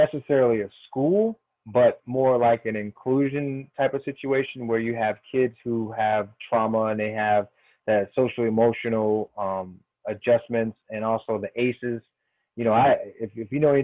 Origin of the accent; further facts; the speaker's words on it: Springfield, Massachusetts, United States; now in Washington, D.C., United States; my hometown, Springfield, Massachusetts